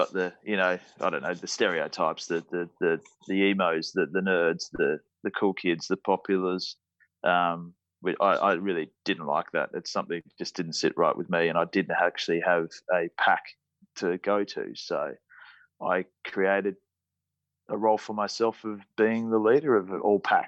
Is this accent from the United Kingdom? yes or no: no; Sydney, New South Wales, Australia; I was born in Northern Beaches of Sydney, so probably about 15, 20 minutes from Manly. Brought up with a sibling of 5